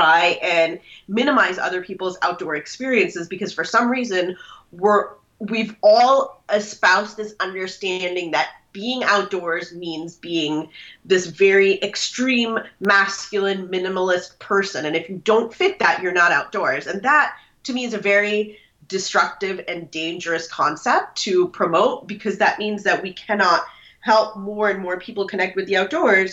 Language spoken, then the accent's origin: English; Minnesota, United States; born or raised there; moved away as an adult; now in Washington, D.C. area, United States